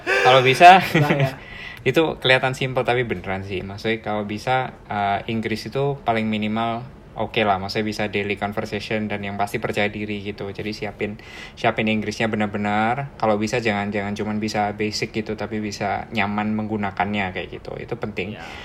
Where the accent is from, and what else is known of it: Surabaya, East Java, Indonesia; born or raised there; moved away as an adult; now in Melbourne, Australia